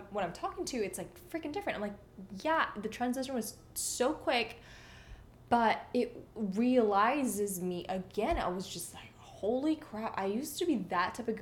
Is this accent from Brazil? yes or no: no; Indonesia; moved away; I was in Indonesia